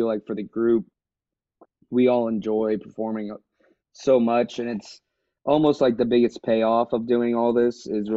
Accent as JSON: {"language": "English", "town": "Houston", "region": "Texas", "country": "United States", "tie": "born or raised there", "also_born_or_lived": "Lake Charles, Louisiana", "said": "I grew up here in Houston."}